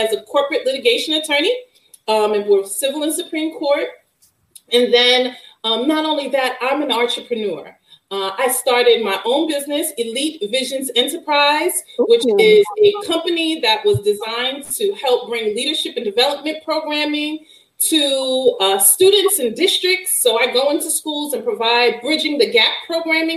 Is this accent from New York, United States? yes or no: yes; Brooklyn, New York, United States; I'm from Brownsville